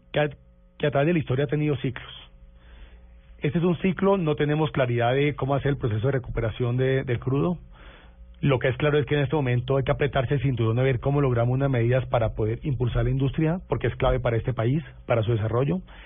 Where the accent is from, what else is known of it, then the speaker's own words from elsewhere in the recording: Valle del Cauca / Cali, Colombia; mi tierra